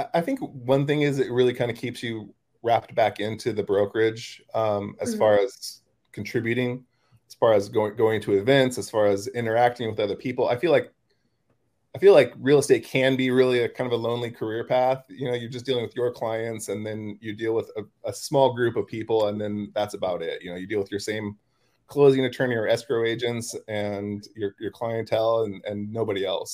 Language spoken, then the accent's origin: English; California, United States; moved away as an adult; also born or lived in San Diego, California; now in Wilmington, United States; California, that's where I'm from